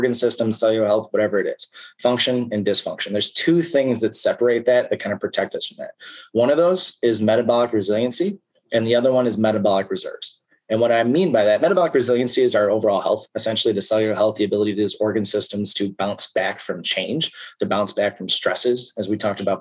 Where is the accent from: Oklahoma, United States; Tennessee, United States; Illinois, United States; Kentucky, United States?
Illinois, United States; Chicago suburbs; now in Iowa, United States; I live in Iowa. I'm from the Chicago suburbs.